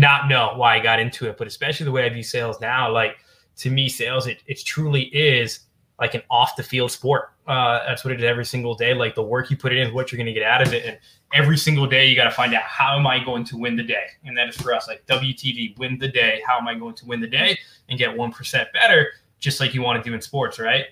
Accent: New Jersey, United States; I'm from New Jersey

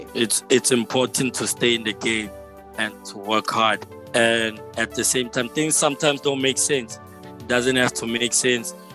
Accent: Johannesburg, Gauteng, South Africa; my hometown, here in Joburg, by Cosmo City

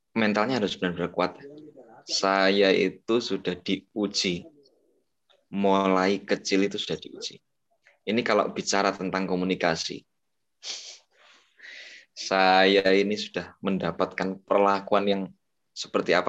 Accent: Banyuwangi, East Java, Indonesia; Oke perkenalkan teman-teman … Saya dari Jawa Timur ya. Dari Banyuwangi tepatnya.

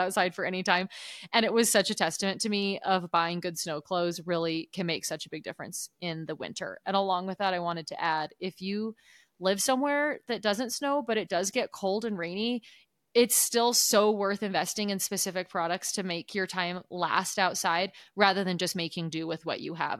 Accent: Oregon, United States; moved away; growing up in Oregon

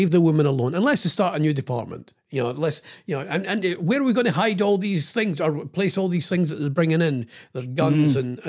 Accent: United Kingdom; And I think this is what I love being British.

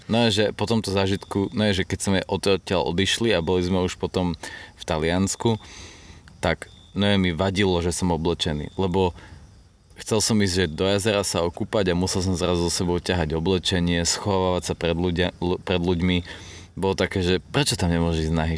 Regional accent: Slovakia; sme zo Slovenska

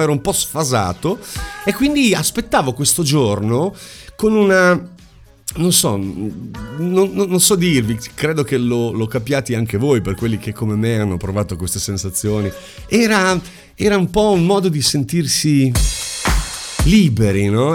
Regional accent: Bologna, Emilia-Romagna, Italy; sono di Bologna

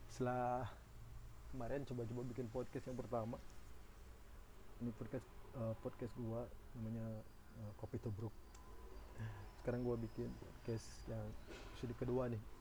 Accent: Cianjur, West Java, Indonesia; born there; gue bakal cerita tentang kota kelahiran gua, kota yang sangat gue cintai ini yang ribuan orang juga gue yakin orang-orang Cianjur suka dengan kota Cianjur ini

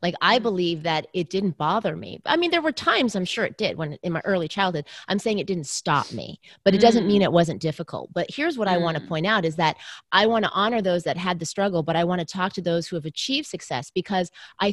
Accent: Southern California, United States; I was raised in the US. I was born in the US. So I'm Chinese American, but my parents immigrated from Taiwan. But I grew up in Southern California.

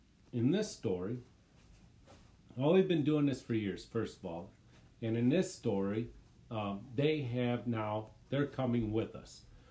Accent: Michigan, United States; we are from Michigan

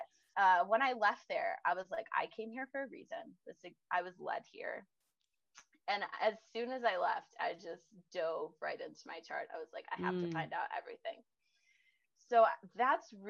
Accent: Illinois, United States; I grew up in Illinois

